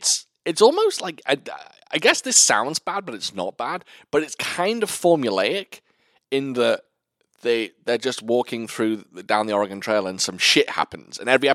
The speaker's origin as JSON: {"language": "English", "region": "Wales", "country": "United Kingdom", "said": "No, I'm Welsh."}